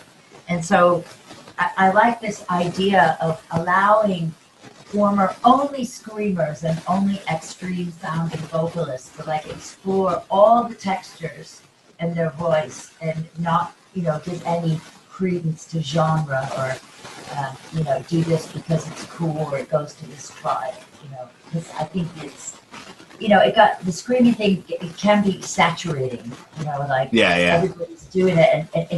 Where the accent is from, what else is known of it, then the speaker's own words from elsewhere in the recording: Texas, United States; born there; I was born in Texas.